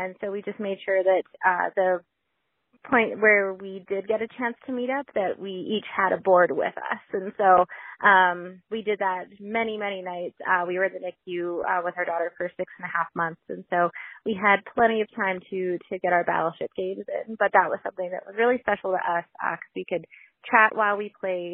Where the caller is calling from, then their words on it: Alberta, Canada; I'm calling from Alberta, Canada